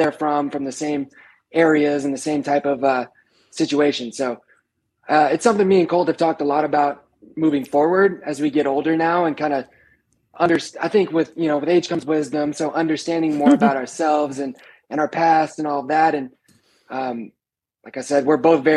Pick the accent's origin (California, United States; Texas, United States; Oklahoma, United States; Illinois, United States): Oklahoma, United States; I lived in Oklahoma City for a few years, and obviously I'm from Oklahoma